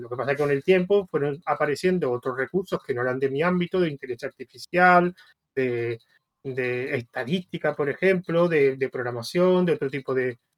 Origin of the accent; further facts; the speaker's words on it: Spain; en España somos muy de PHP